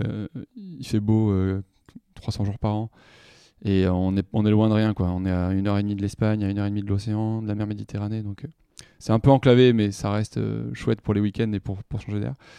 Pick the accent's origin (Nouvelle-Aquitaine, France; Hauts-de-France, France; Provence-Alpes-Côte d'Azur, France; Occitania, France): Occitania, France; Toulouse; je suis né en 83, c'est un petit moment déjà, à Toulouse, dans le sud-ouest